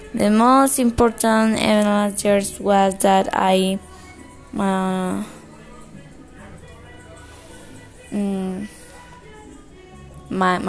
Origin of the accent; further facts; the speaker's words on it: Cali, Valle del Cauca, Colombia; English is a second language; I was born in Cali.